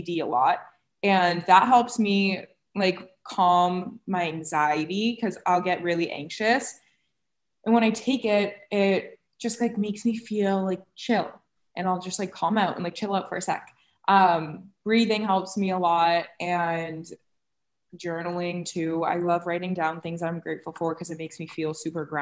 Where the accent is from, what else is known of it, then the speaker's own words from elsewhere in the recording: Cape Cod, Massachusetts, United States; moved away; when I grew up on Cape